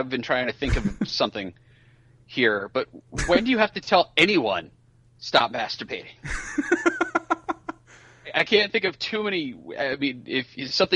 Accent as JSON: {"language": "English", "area": "Marin County", "region": "Northern California", "country": "United States", "tie": "born or raised there", "said": "growing up in Northern California"}